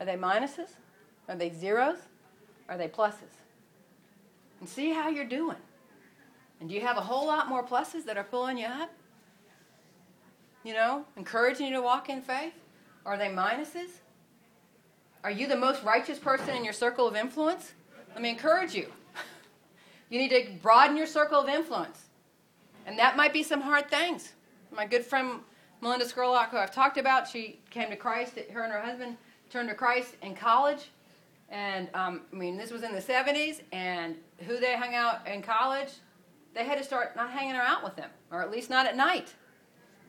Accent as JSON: {"language": "English", "town": "Atlanta", "region": "Georgia", "country": "United States", "moved": "as an adult", "lives_now": "Houston, United States", "said": "Atlanta. And so, you know. It's home."}